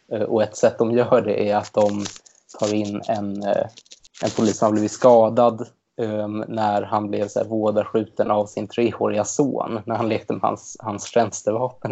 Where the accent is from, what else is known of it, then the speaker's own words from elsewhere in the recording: Stockholm, Stockholm County, Sweden; jag kommer från Stockholm och till skillnad från Linda har jag inte lyckats ta mig härifrån ännu